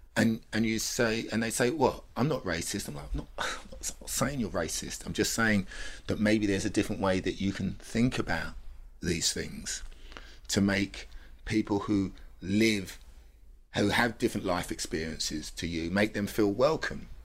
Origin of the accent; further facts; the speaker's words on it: London, United Kingdom; when people say, "Where do you come from?" and I say, I say, "London,"